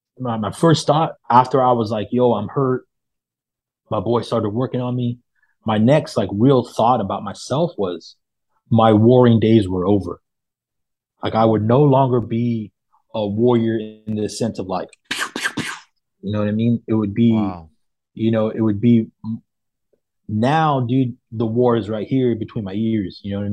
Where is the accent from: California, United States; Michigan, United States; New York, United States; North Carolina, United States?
California, United States; Modesto; I'm from Modesto, so like by like Stockton.